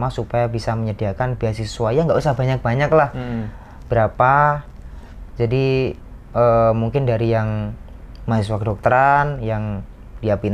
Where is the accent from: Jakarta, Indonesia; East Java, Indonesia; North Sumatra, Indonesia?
East Java, Indonesia; Bojonegoro; saya aslinya dari Bojonegoro dari Bojonegoro